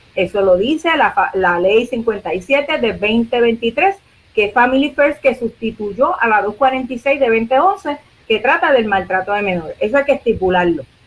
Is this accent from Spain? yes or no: no; Puerto Rico; nosotros somos territorio de los Estados Unidos